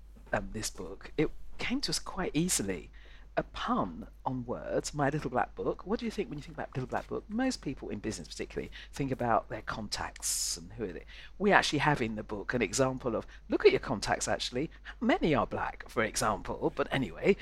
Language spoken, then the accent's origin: English; London, United Kingdom; I was born in London, and North London